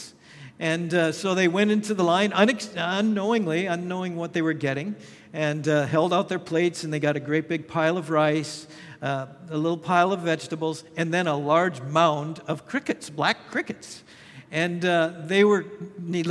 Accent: Minnesota, United States; moved away; also born or lived in Thailand; my home state of Minnesota

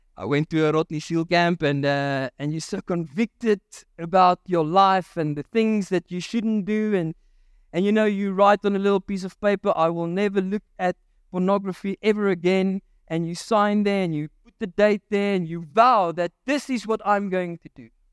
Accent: Virginia, Free State, South Africa; there was a mud disaster in Virginia in Mary Spruit, uh, which is my hometown

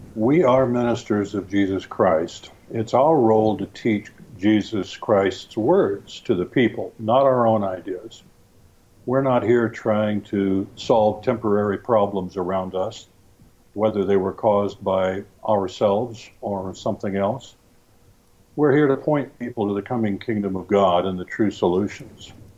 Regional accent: California, United States; moved away; I grew up in California

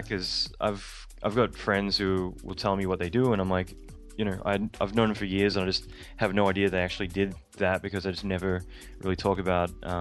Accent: Australia; moved away as an adult; now in United States; being Australian

